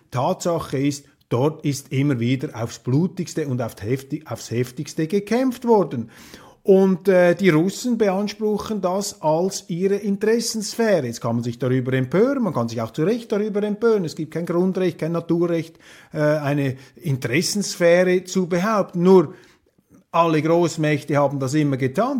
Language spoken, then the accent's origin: German; Switzerland